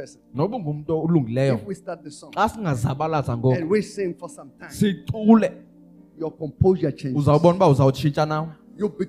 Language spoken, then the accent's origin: English; South Africa; also born or lived in Pretoria; I'm a South African